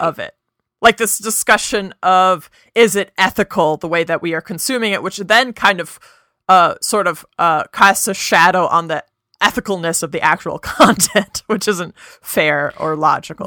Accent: United States; we are both American

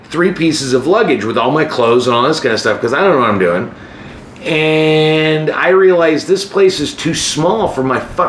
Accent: United States; moved away as an adult; also born or lived in Kansas / Arkansas / Chicago; I'm from Kansas and Arkansas. I've never been in the city.

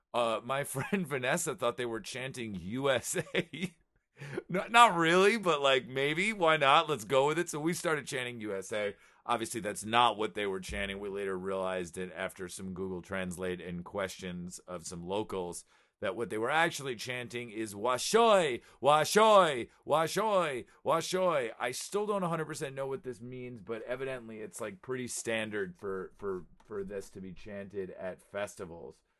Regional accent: United States; I'm American

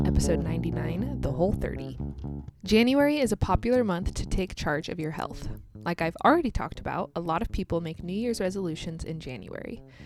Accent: United States; also born or lived in Kansas; I'm American, live in the state of Kansas in the United States

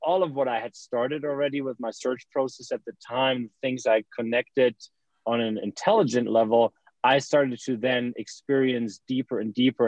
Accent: Germany; moved away as an adult; also born or lived in United States; I'm from Germany originally. I was born and raised there

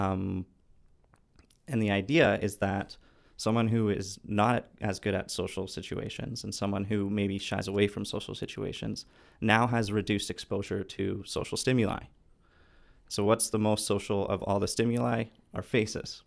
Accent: Vancouver, British Columbia, Canada; I'm from Vancouver.

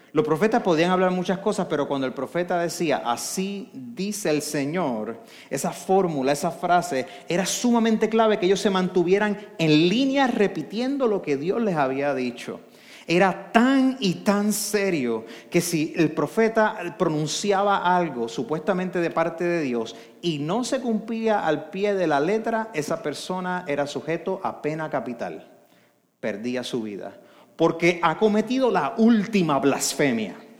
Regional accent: Arecibo, Puerto Rico; yo soy de Arecibo

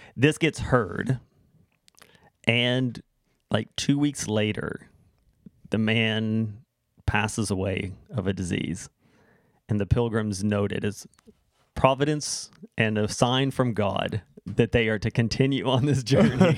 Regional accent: United States; now in Canada; growing up there

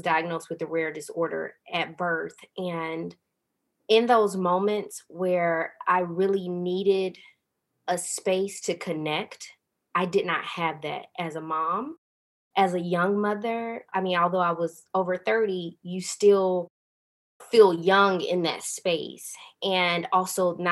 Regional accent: the South, United States; growing up in the South in a really deeply religious family

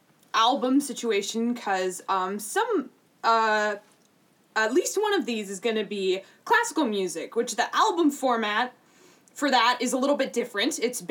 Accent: Minneapolis, Minnesota, United States; also born or lived in Evanston, Illinois / Los Angeles, California; I do remember a little bit from L.A., but most of my, I definitely think of Minneapolis, Minnesota as my home, and this is where I've grown up.

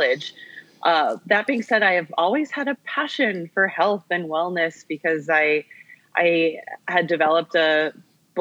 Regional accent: California, United States; I grew up in California, and growing up as an Asian American female in a predominantly white city

